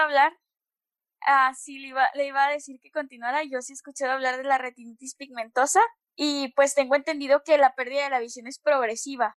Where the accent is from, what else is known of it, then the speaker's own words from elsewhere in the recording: Monterrey, Nuevo León, Mexico; soy de Monterrey, tengo 22 años